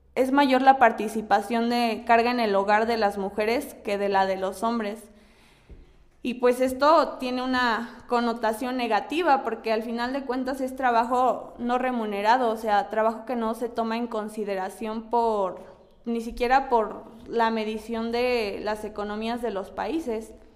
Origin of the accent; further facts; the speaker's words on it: Mexico; todavía estamos expuestos como, mexicanas